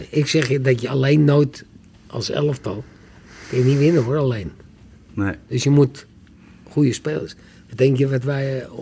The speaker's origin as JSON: {"language": "Dutch", "town": "Deventer", "region": "Overijssel", "country": "Netherlands"}